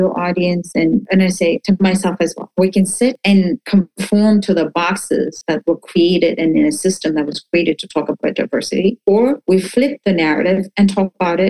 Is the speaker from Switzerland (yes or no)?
no; Tanzania; It's a beautiful country, but every country in Africa is beautiful.